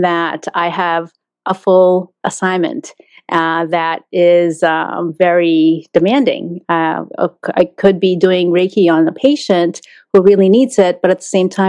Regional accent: Philippines; now in Boston, United States; born in the Philippines

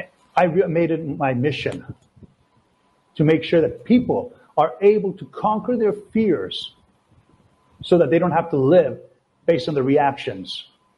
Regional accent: Latvia; now in Canada; We came from Latvia, right? So when we immigrated to Canada, she was working nonstop.

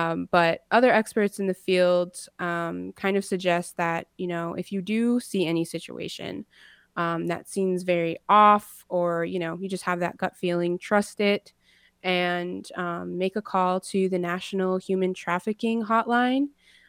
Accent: Rosebud, South Dakota, United States; also born or lived in Minnesota; I come from the Sichangu Lakota people from Rosebud, South Dakota, as well as the White Earth people from northern Minnesota.

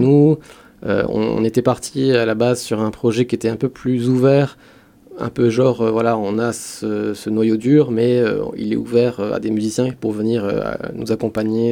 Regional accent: Metz, Grand Est, France; j'ai grandi à Metz

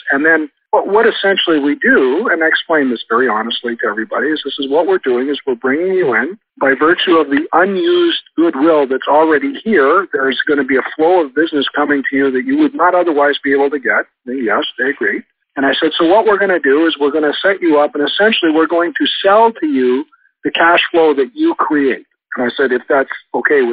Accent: Canada; I'm from Canada

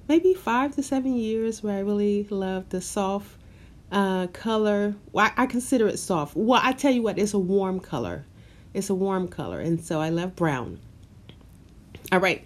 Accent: Memphis, Tennessee, United States; moved away as an adult; now in New York City, United States; I am from Memphis, Tennessee, and I have great love for my city.

